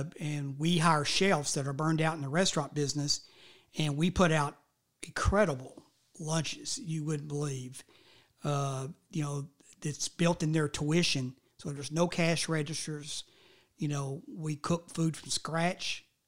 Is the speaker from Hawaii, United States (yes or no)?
no; Smyrna, Tennessee, United States; And that's the reason I grew up mostly in the Smyrna area